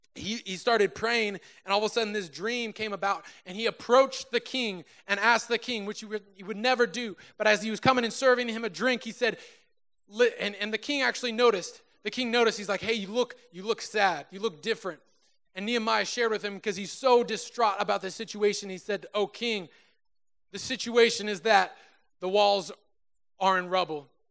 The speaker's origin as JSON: {"language": "English", "town": "Susanville", "region": "California", "country": "United States", "tie": "born or raised there", "moved": "as an adult", "lives_now": "Sacramento, United States", "said": "drove from my hometown, Susanville, California, to Sacramento, California"}